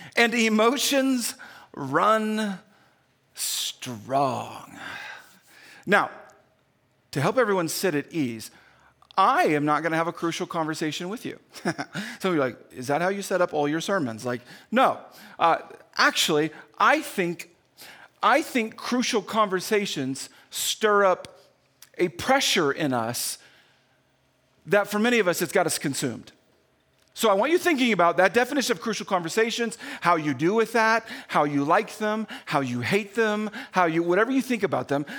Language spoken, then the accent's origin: English; Indiana, United States; moved away; when I grew up in Indiana